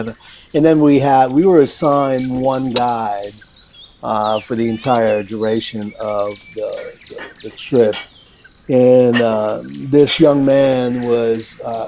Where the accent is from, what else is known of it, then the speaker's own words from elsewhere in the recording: Newport Beach, California, United States; they don't care that I'm from Newport Beach.